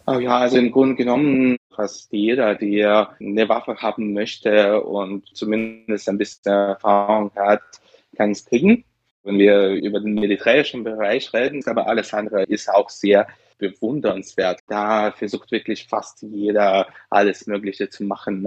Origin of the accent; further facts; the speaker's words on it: Ukraine; also born or lived in Kyiv; Das Land darf ich nicht verlassen, als Ukrainer